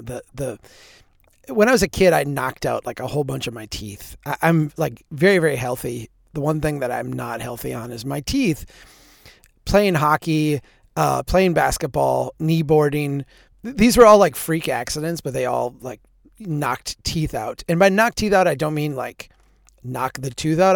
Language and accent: English; central Minnesota, United States; The school district in central Minnesota where I'm from is a, a huge organization.